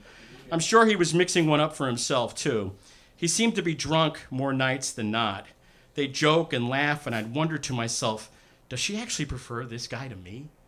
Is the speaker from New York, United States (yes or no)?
yes; South Shore of Long Island, New York, United States; as were most of the people I knew growing up on the South Shore of Long Island. The Great South Bay was a few blocks from us